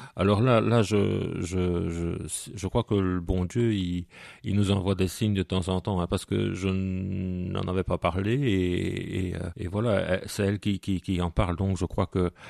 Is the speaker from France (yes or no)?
no; Soignies, Wallonia, Belgium; Je suis né à Soigny et de parents sonégiens, de grands-parents sonégiens et même avant